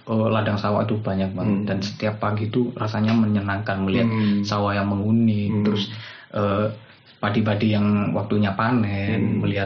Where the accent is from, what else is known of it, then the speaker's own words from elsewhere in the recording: Pandaan, East Java, Indonesia; also born or lived in Surabaya; Ya walaupun saya lahirnya di Surabaya, hmm. jadi saya tinggal lama di Pandaan